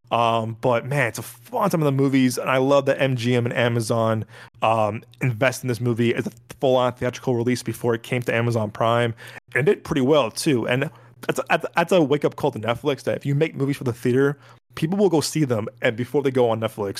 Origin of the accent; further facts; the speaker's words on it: Chicago, Illinois, United States; I am from born born and raised Chicago, as Joel is.